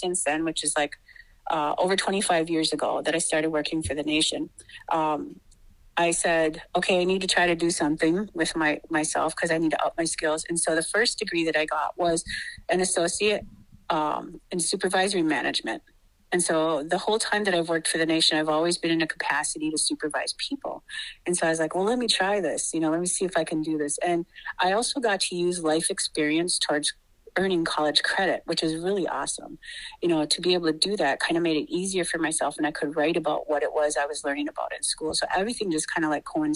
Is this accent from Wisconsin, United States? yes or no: yes; Wittenberg, Wisconsin, United States; I come from Pachinunk, and that is Wittenberg, Wisconsin. And I've been there for a number of years. I grew up there